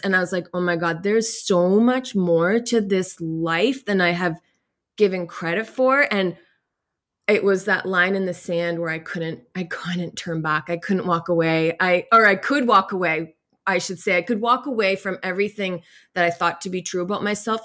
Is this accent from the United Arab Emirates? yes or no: no; Nova Scotia, Canada; I grew up in here in Nova Scotia, in beautiful Nova Scotia